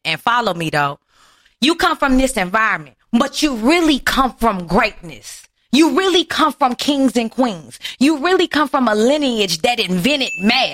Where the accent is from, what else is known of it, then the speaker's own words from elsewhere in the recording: Houston, Texas, United States; growing up in Acres Home, Houston, Texas